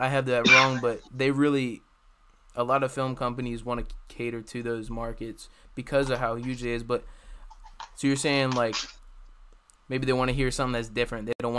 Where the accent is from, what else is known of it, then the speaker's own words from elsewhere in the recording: Delaware, United States; And I'm from Delaware. Yeah. Like, I'm representing Delaware